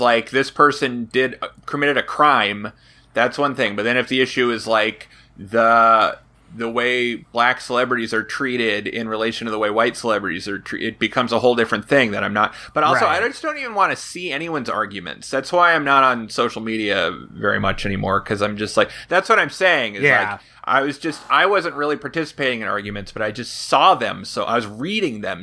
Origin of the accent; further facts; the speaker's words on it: Oakland, California, United States; I grew up in Oakland, so I have a lot of people I went to high school